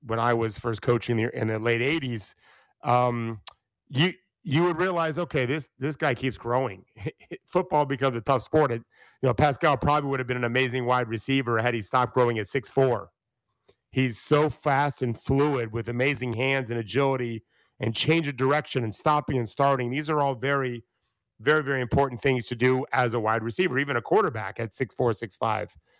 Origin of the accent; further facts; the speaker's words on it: Florida, United States; I grew up in Florida, which is a football state.